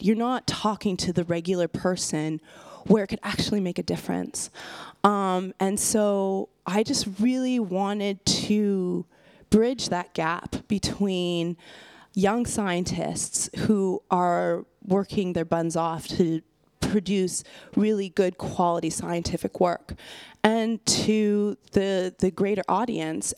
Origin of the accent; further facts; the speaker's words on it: west coast of Canada, British Columbia, Canada; I'm Canadian and I'm from the west coast of Canada